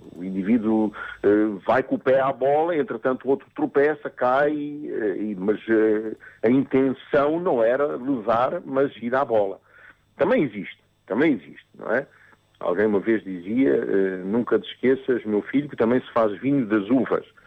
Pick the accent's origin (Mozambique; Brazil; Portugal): Mozambique; moved away as an adult; eu vivi em África, nasci em África, eu nasci em Moçambique e sempre e foi lá que eu vivi até aos 28 anos